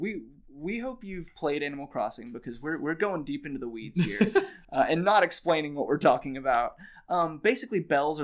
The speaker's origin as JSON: {"language": "English", "town": "Nashville", "region": "Tennessee", "country": "United States", "said": "I'm from Nashville"}